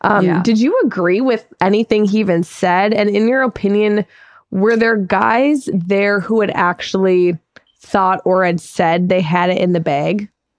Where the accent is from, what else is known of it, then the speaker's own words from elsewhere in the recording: Minnesota, United States; my home state of Minnesota?